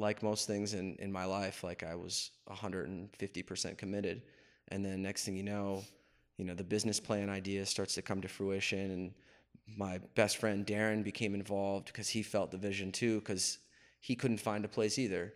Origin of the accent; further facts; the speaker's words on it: Wilkes-Barre, Pennsylvania, United States; moved away as an adult; also born or lived in Pottsville, Pennsylvania; now in Richmond, United States; I was raised in Wilkes-Barre